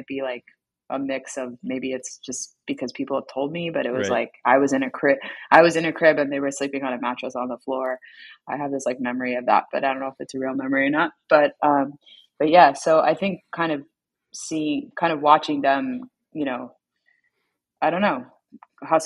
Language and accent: English; Wilmington, Delaware, United States; I was born in Wilmington, Delaware, at the Wilmington General Hospital